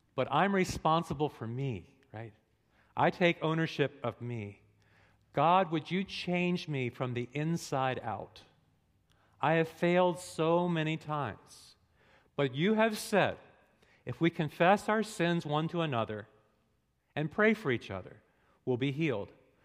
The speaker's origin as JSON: {"language": "English", "region": "New England", "country": "United States", "said": "I'm from New England. All New Englanders cuss."}